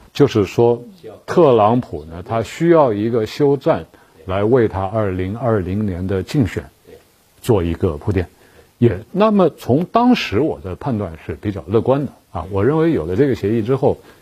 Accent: China; 我们中国人

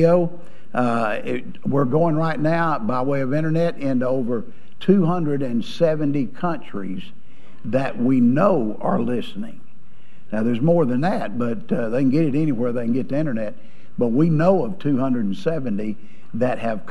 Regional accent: Georgia, United States; also born or lived in Alabama; I was born in Alabama and raised in Georgia

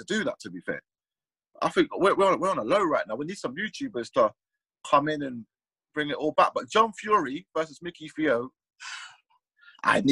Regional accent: Swindon, South West England, United Kingdom; I was born in Swindon

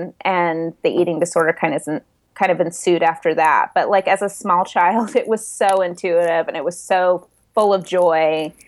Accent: the South, United States; And growing up in the South, that was that was available.

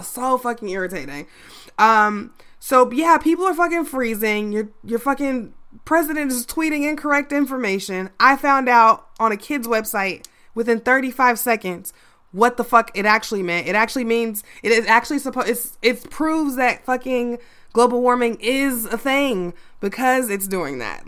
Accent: Chicago, Illinois, United States; my hometown

